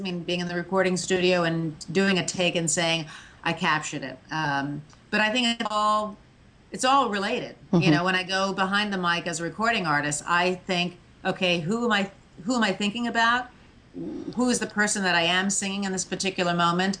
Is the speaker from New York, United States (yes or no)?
yes; outside New York, United States; growing up outside New York